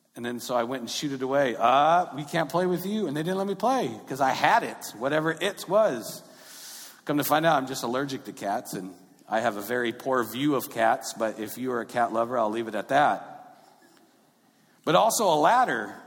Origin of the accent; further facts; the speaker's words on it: Long Beach, California, United States; I grew up in North Long Beach